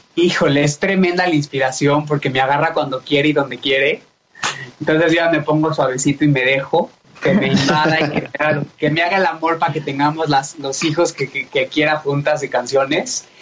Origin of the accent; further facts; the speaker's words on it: Mexico City, Mexico; Nací en la Ciudad de México. Eh, mi familia, mis papás también, mis abuelos no son de aquí, pero yo ya soy más mexicano que la tortilla.